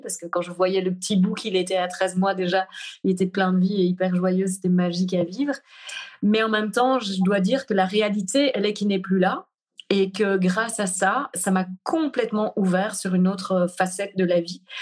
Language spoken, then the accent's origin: French; Brussels, Belgium; accent: Belgian, Brussels; moved away as an adult; je suis revenue me poser en Belgique. Euh, et puis là, je sens que c'est vraiment ici que j'ai envie d'être. C'est ici que j'ai envie aussi euh, de, poser ça. Il y, a, il y a quelque chose, j'ai comme reconnecté vraiment à, à ma terre natale